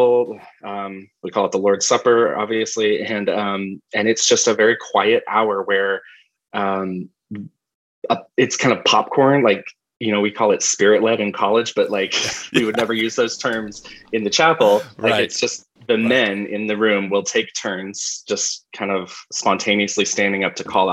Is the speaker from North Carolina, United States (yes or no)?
yes; Asheville, North Carolina, United States; moved away; I grew up in Asheville, North Carolina